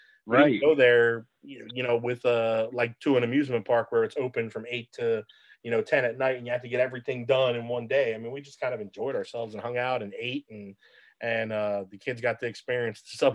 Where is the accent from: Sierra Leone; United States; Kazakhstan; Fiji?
United States; Philadelphia, Pennsylvania; moved away as an adult; also born or lived in New Orleans, Louisiana / Blackwood, New Jersey; now in Florida, United States; I grew up on 10th and Wharton in South Philly, and, you know, then lived in South Jersey for a while, went to high school in Blackwood, New Jersey